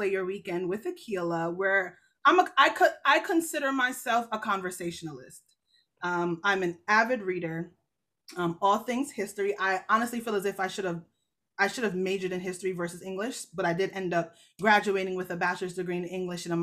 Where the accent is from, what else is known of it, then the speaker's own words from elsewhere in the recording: Jamaica; I'm Jamaican. So the church I go to is Jamaican